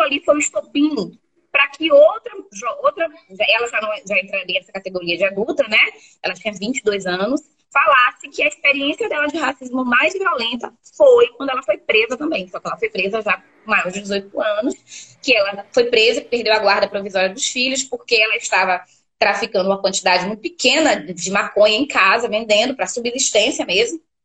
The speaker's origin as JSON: {"language": "Portuguese", "town": "Feira de Santana", "region": "Bahia", "country": "Brazil", "tie": "born or raised there", "also_born_or_lived": "Southeast Brazil", "accent": "baiana", "moved": "as an adult", "said": "Fiz minha graduação na Universidade Estadual de Feira de Santana, que é minha, minha terra natal"}